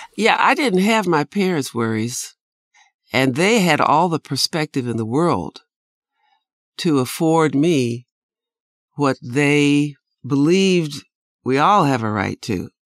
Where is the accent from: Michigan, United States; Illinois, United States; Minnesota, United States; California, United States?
Illinois, United States; North Shore of Chicago; I was born on the North Shore in a wealthy enclave north of the city of Chicago